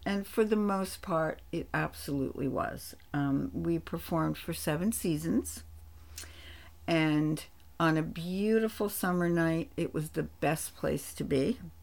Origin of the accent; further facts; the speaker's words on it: East Rutherford, New Jersey, United States; I grew up in East Rutherford, New Jersey, a small Italian neighborhood